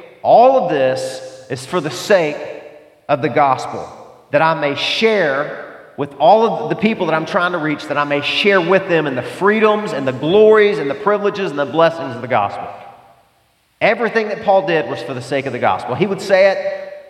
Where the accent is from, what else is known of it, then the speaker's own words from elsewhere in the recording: the South, United States; I grew up in the South, the buckle of the Bible Belt.